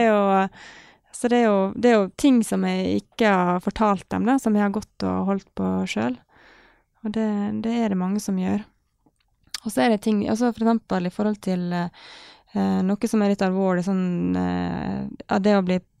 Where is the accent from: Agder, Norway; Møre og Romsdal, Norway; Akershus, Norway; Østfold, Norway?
Møre og Romsdal, Norway; Ålesund; han pappa var alene med full jobb og fire barn hjemme i Ålesund